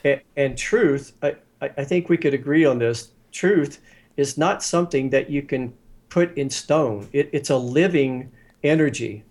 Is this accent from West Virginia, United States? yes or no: yes; West Virginia, United States; I grew up in West by God, Virginia